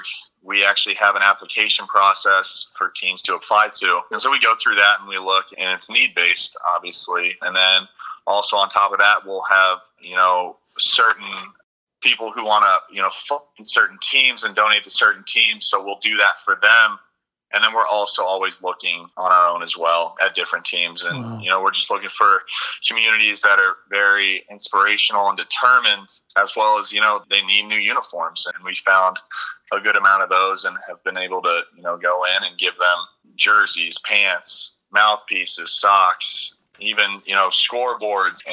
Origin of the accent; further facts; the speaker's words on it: Sugarcreek, Ohio, United States; I come from Sugar Creek, Ohio